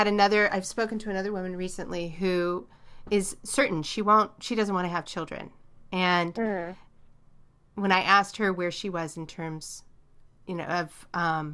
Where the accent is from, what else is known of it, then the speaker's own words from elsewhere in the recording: Redondo Beach, California, United States; I grew up in Southern California in Redondo Beach